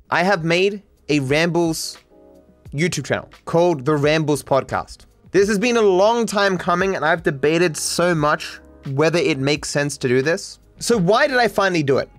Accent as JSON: {"language": "English", "country": "Australia", "said": "as an Australian"}